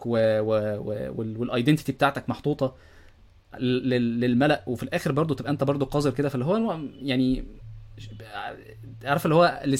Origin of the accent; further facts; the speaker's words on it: Egypt; حكايه ان انا مصري ومش عارف ايه والكلام ده كله و... والمصريين ما بيعرفوش يعملوا حاجات